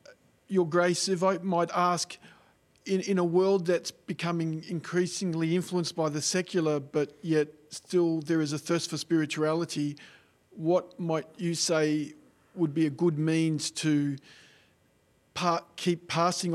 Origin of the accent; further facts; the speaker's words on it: Wagga Wagga, New South Wales, Australia; I'm from Australia, from the Diocese of Wagga Wagga.